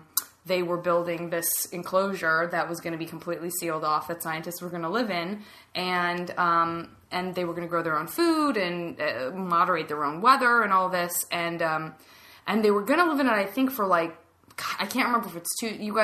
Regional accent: Tucson, Arizona, United States; I am from Tucson, Arizona

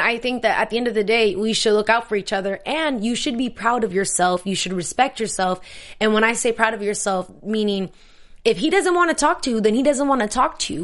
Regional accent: San Diego, California, United States; I'm from San Diego

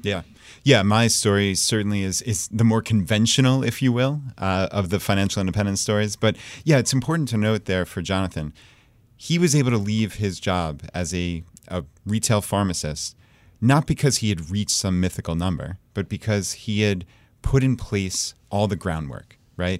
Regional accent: Long Island, New York, United States; moved away as an adult; now in Richmond, Virginia, United States; We're from Long Island, New York

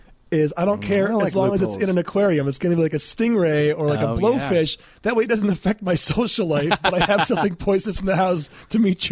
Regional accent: Michigan, United States; I'm from Michigan

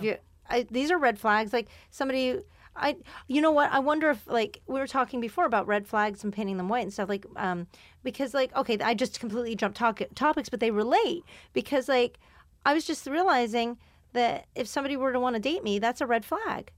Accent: Canada; moved away; where I grew up in Ca-, in Canada

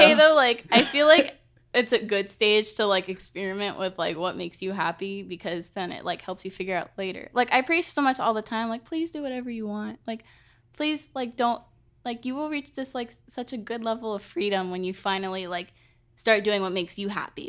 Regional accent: California, United States; moved away; I was born in California

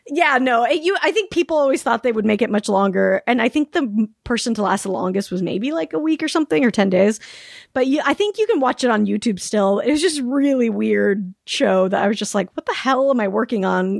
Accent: Salt Lake City, Utah, United States; born or raised there; moved away as an adult; also born or lived in Palm Springs, California / Sacramento, California

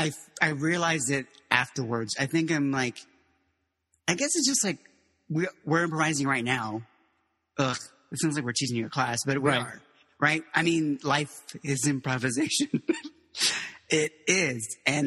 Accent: Miami, Florida, United States; also born or lived in Mexico; then, yeah, we ended up in South Florida, in Miami. And that's where I went to high school. I just say I'm from Miami when people were like, they just want the short answer.

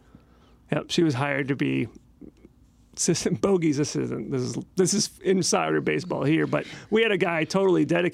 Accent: Tampa, Florida, United States; moved away as an adult; also born or lived in Minnesota; now in Washington, United States; Grew up in Tampa

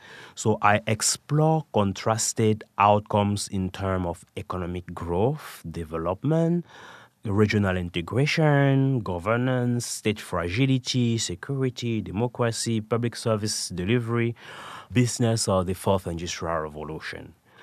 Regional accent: Cameroon; also born or lived in France / Canada / United Kingdom; now in United States; I was born in Cameroon and raised in Cameroon, France, Canada, before coming to the United States and spent some time in the United Kingdom as well.

